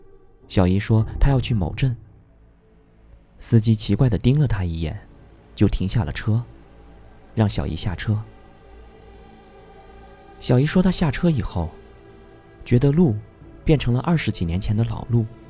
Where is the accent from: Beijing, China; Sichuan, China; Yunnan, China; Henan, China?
Sichuan, China; a small county town in; 我的家乡在四川的一个小县城里。